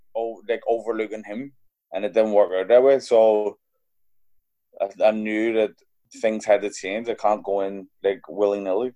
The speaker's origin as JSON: {"language": "English", "town": "Belfast", "region": "Northern Ireland", "country": "United Kingdom", "tie": "born or raised there", "also_born_or_lived": "London", "said": "I grew up in Belfast, like in the the tail end of the troubles"}